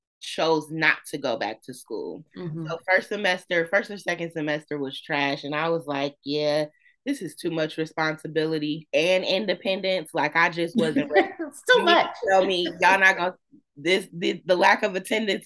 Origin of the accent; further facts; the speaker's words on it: Flint, Michigan, United States; born and raised in Flint, graduated from Northern.